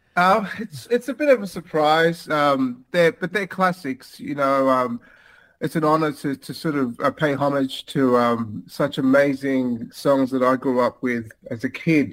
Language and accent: English; Melbourne, Victoria, Australia; Melbourne, in my hometown